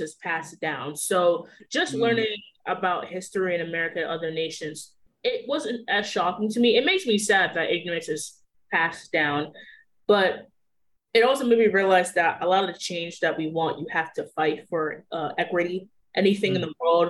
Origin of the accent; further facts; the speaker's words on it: United States; So I grew up in the States